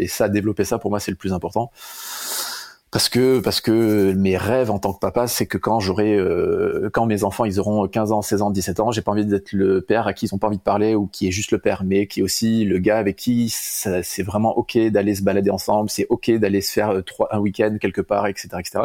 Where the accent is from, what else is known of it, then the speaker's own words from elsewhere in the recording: Bayonne, Nouvelle-Aquitaine, France; now in Bordeaux, France; je suis né à Bayonne il y a 34 ans